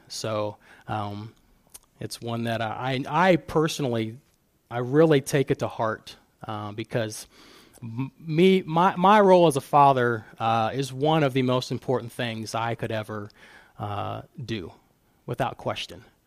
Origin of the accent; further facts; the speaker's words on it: Fostoria, Ohio, United States; growing up in Fostoria, small town, and everybody knows everybody